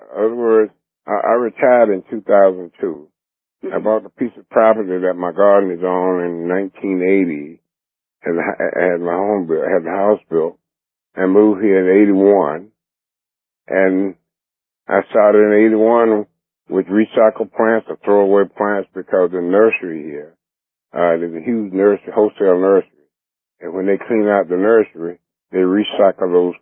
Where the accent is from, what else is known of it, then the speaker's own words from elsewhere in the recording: Clinton, North Carolina, United States; moved away as an adult; also born or lived in New York; now in Bishopville, United States; I grew up in North Carolina, Clinton, North Carolina, and I grew up on a farm